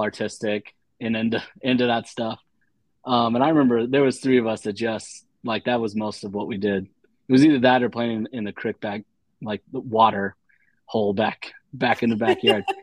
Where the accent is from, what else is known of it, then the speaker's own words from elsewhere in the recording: Dayton, Ohio, United States; I'm from Ohio